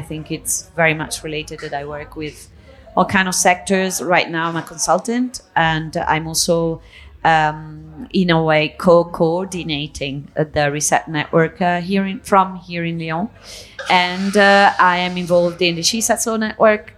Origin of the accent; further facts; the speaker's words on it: Italy; moved away as an adult; also born or lived in Spain; now in Catalonia, Spain; I was born in Italy. I was raised in between Italy and Spain. I moved to Spain when I was uh, 18, so I live in Catalonia